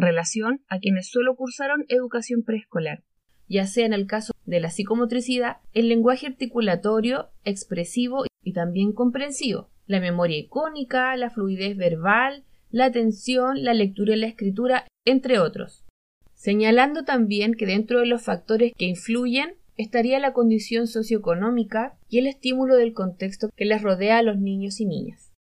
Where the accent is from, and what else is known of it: Chile